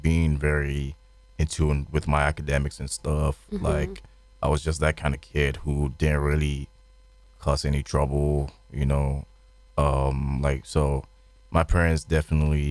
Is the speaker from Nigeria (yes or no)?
yes; Lagos, Nigeria; accent: Nigerian; moved away as an adult; I was born in Lagos, Nigeria.